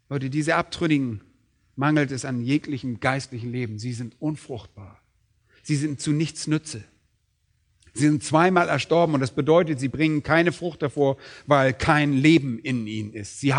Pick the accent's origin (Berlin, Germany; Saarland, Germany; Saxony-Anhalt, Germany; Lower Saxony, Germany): Berlin, Germany; Und als Berliner sind wir nicht gerade so landwirtschaftlich geprägt.